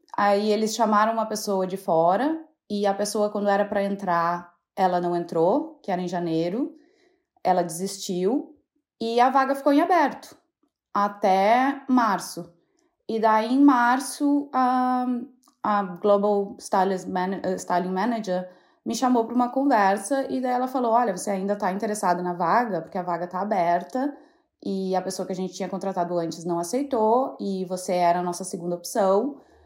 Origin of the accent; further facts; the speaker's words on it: Santa Maria, Rio Grande do Sul, Brazil; moved away as an adult; also born or lived in Jaguari / Porto Alegre; now in London, United Kingdom; Na verdade, eu nasci em Jaguari, que é uma cidade muito do interior do Rio Grande do Sul. Uh, mas eu morei minha vida na minha adolescência e minha infância toda em Santa Maria